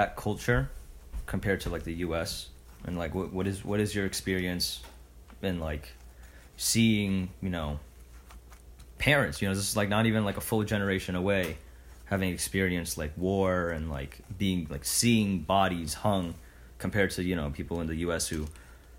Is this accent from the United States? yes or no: yes; New Jersey, United States; I grew up in New Jersey, which is, like, known for having potholes